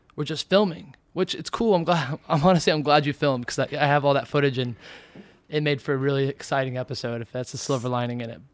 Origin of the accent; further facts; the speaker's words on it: Indiana, United States; also born or lived in Arizona / California; now in New York, United States; I come from Indiana, moved from Indiana to Arizona